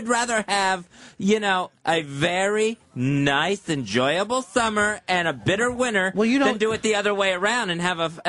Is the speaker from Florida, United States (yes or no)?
yes; Florida, United States; moved away; I grew up in Florida.